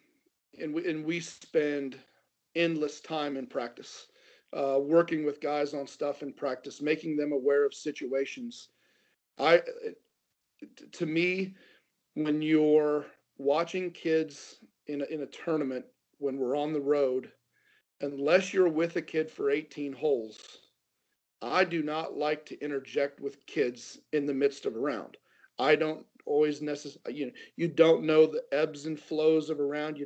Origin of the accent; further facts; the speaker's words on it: Ohio, United States; growing up in Ohio